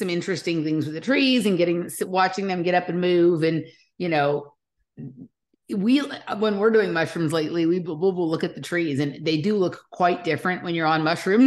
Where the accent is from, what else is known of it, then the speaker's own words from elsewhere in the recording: Los Angeles, California, United States; I grew up in Los Angeles